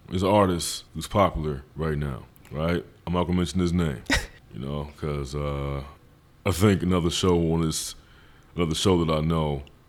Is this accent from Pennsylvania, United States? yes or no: yes; Philadelphia, Pennsylvania, United States; I'm from Philly. No, where you from? From West Philadelphia.